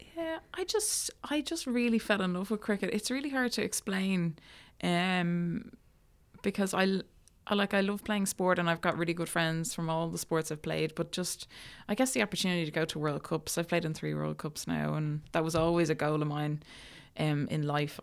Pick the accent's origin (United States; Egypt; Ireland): Ireland; I grew up in Bornabrina, so it was my, my local club.